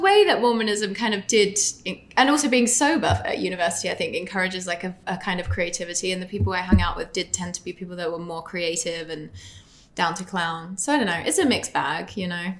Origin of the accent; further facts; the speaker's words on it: England, United Kingdom; It just was more, definitely more gender fluid growing up in England.